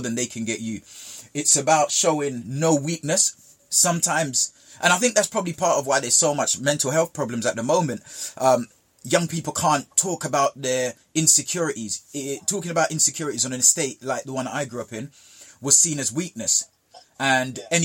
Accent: Jamaica; where I grew up in Jamaica

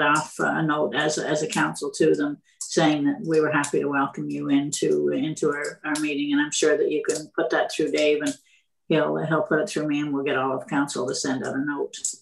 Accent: Renfrew, Ontario, Canada; I was born in Renfrew

